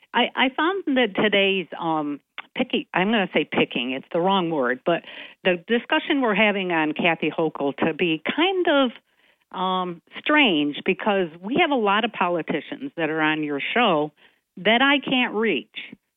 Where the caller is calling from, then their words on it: Binghamton, New York, United States; from south side of Binghamton.